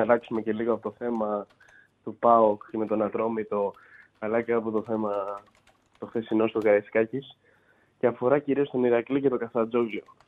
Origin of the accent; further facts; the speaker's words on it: Athens, Attica, Greece; ως Αθηναίος